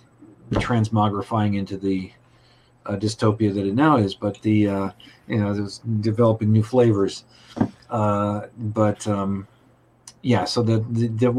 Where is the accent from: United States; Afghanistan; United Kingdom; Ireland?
United States; Los Angeles, California; moved away; also born or lived in New York; I'm from Los Angeles